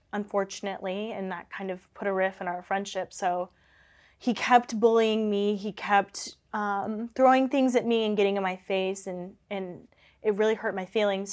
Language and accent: English; Kansas City, United States; moved away; I'm from Kansas City, so it's, like, three hours away from Kansas City